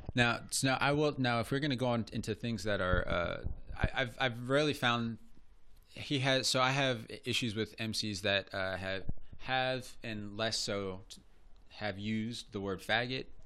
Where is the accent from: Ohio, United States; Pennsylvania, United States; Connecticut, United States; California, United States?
Ohio, United States; Cincinnati; I'm from Cincinnati